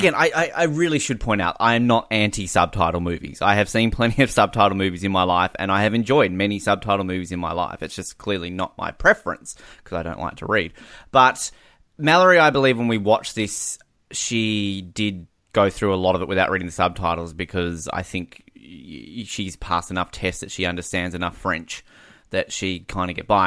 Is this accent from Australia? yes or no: yes; Australia